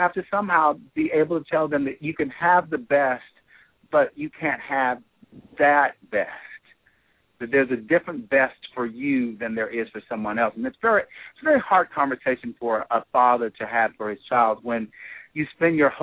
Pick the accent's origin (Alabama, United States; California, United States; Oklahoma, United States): Alabama, United States; Birmingham; I was born in Birmingham in 1963, not too far from where the bombing actually took place.